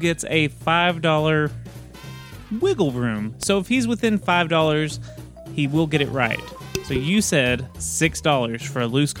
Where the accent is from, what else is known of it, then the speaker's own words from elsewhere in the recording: Texas, United States; Let me pull out my lasso, because I keep it on me at all times because I'm a Texan.